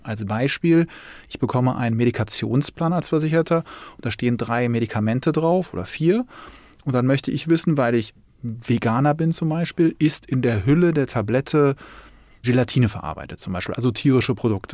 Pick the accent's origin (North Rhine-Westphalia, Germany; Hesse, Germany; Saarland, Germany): North Rhine-Westphalia, Germany; Cologne; bei uns in Köln